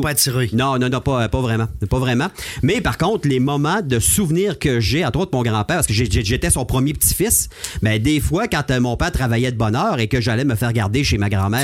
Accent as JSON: {"language": "French", "town": "Chicoutimi", "region": "Quebec", "country": "Canada", "tie": "born or raised there", "said": "je suis natif de Chicoutimi"}